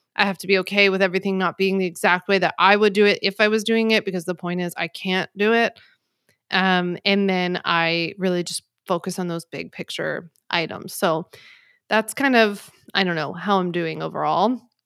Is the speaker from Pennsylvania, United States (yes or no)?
yes; Philadelphia, Pennsylvania, United States; now in Long Island, United States; I grew up in Philly